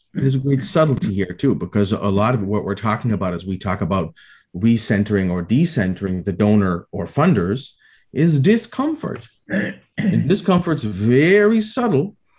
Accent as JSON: {"language": "English", "town": "Toronto", "region": "Ontario", "country": "Canada", "tie": "born or raised there", "said": "here in my hometown in toronto"}